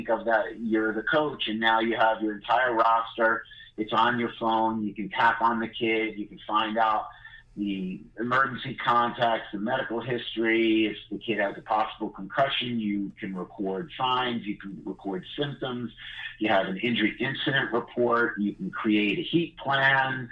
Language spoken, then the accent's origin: English; New York City, New York, United States; I'm from Brooklyn